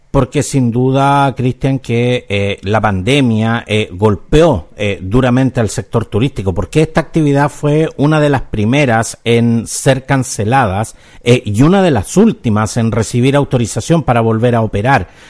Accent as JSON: {"language": "Spanish", "country": "Chile"}